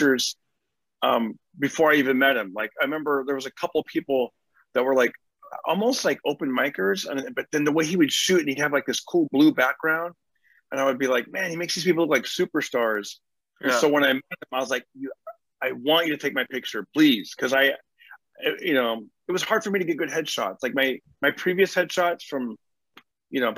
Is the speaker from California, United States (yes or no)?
yes; Fresno, California, United States; So I grew up in California. I grew up in Fresno